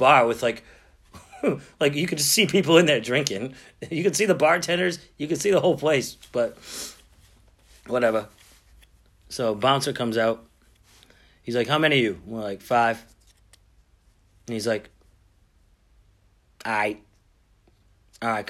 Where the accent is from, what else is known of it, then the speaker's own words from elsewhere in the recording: Boston, Massachusetts, United States; I'm from Boston.